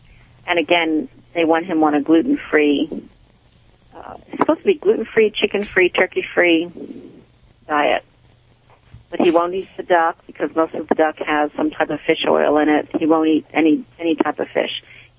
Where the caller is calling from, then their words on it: Morgantown, Pennsylvania, United States; I'm calling from Morgantown, Pennsylvania.